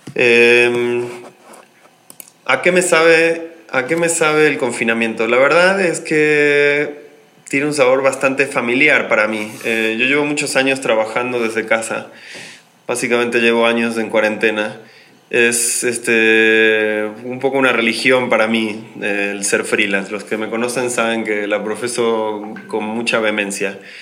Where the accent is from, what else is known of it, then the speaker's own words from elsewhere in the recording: Argentina; moved away as an adult; now in Mexico City, Mexico; yo soy argentino, pero llevo ya varios años radicado en esta ciudad